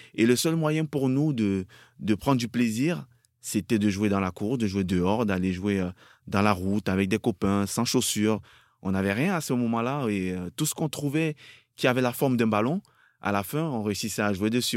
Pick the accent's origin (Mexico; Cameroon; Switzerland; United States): Cameroon; moved away as an adult; also born or lived in France; je suis encore tout gamin, je vois ça à la télé, chez moi au Cameroun, avec mes parents